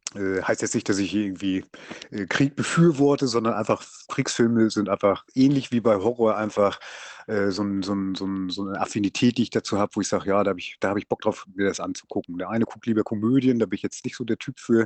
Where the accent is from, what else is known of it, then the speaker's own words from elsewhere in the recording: Lübeck, Schleswig-Holstein, Germany; now in Fehmarn, Germany; ich bin gebürtiger äh, Lübecker und ja, wohne hier auf der Ostinsel